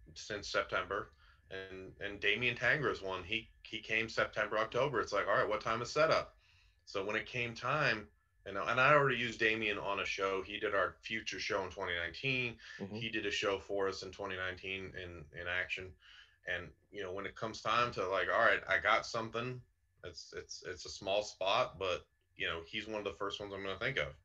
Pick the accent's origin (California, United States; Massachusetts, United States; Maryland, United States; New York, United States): Massachusetts, United States; moved away; I'm initially from Massachusetts myself